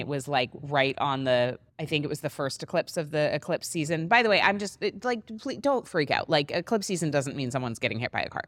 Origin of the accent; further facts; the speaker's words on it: Maine, United States; now in Miami, United States; my hometown in Maine, where I was living